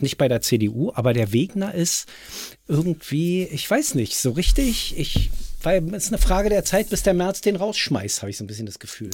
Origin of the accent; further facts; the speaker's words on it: Berlin, Germany; hier bei uns in Berlin